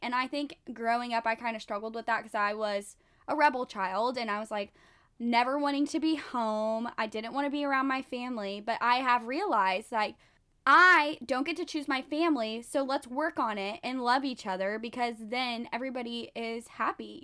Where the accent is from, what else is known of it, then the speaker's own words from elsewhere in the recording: Texas, United States; moved away; I'm from Texas